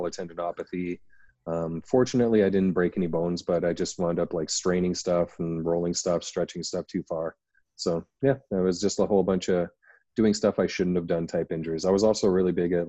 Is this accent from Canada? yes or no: yes; Canada; as everyone can tell by my accent, I'm from Canada